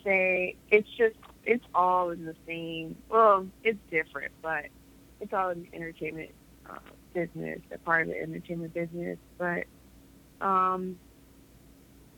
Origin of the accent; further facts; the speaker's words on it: Los Angeles, California, United States; also born or lived in Detroit, Michigan; I live in Los Angeles, California. I was born in Detroit, Michigan